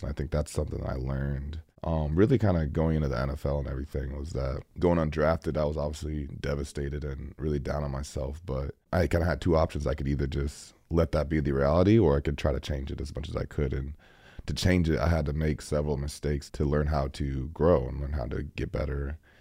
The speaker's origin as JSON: {"language": "English", "region": "Iowa", "country": "United States", "tie": "born or raised there", "moved": "yes", "lives_now": "Green Bay, United States", "said": "I grew up in Iowa"}